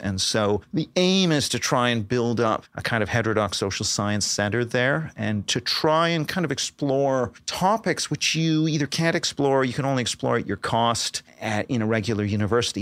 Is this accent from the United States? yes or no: no; Canada; moved away; Canada, you know, where I'm from, uh, originally